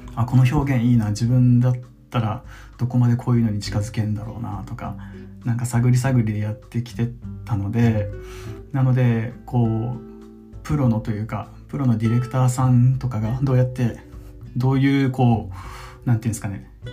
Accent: Okinawa, Japan; moved away; 先日地元沖縄に帰って

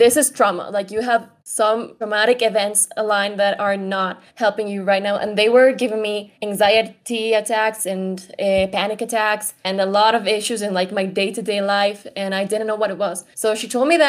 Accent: Ecuador; I am an Ecuadorian, a Latina woman. Born and raised here

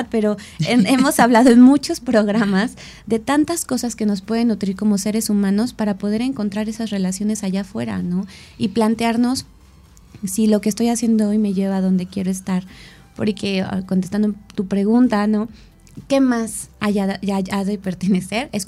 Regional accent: Mexico City, Mexico; now in Cuernavaca, Mexico; vengo de la Ciudad de México, todas mis amistades se quedaron allá, bueno, varias, ¿no? Y llegó a Cuerna y entonces me empecé a sentir sola.

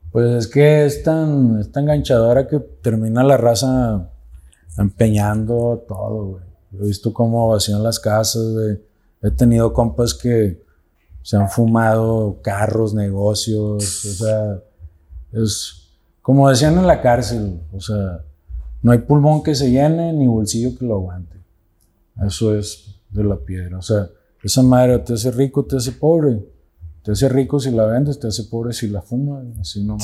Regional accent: Santa Catarina, Nuevo León, Mexico; Tengo 44 años aquí en Santa Catarina

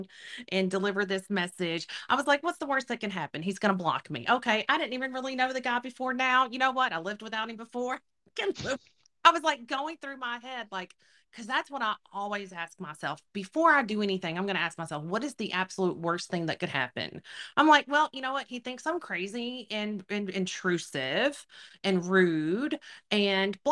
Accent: Louisiana, United States; I'm from Louisiana

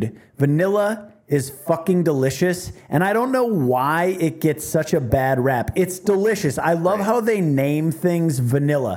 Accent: Chicago, Illinois, United States; I'm from Chicago, the Midwest

